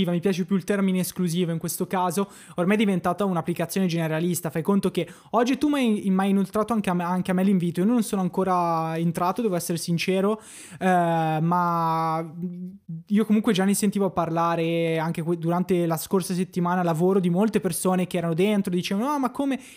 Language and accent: Italian; Brianza, Lombardy, Italy; Io sono Brianzoli, sì.